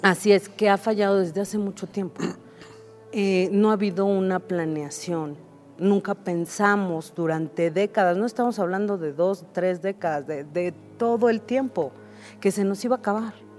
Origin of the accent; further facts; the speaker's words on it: Mexico City, Mexico; Yo soy originaria de Iztapalapa.